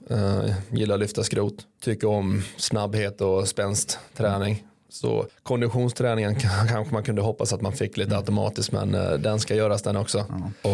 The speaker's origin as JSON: {"language": "Swedish", "town": "Malmö", "region": "Skåne", "country": "Sweden", "also_born_or_lived": "Mora", "moved": "yes", "lives_now": "Örebro, Sweden", "said": "jag är ju från Malmö"}